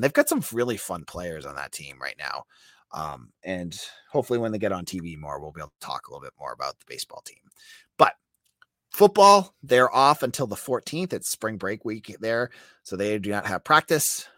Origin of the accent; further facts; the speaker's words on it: New England, United States; I'm from New England